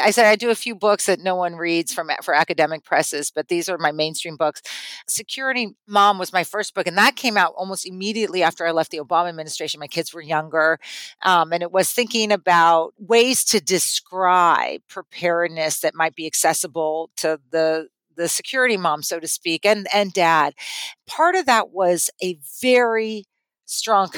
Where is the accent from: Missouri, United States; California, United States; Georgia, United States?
California, United States; moved away; I grew up in California